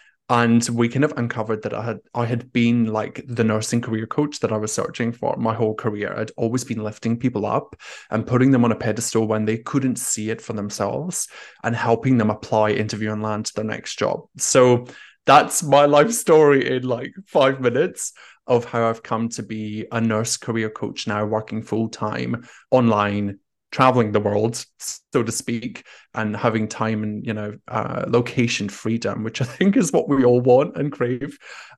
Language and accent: English; Scotland, United Kingdom; accent: Scottish; moved away as an adult; also born or lived in Australia; now in Paris, France; I'm originally Scottish, and I have a bit of an Australian twang as well. I grew up in Scotland and have spent half of my life living in Australia.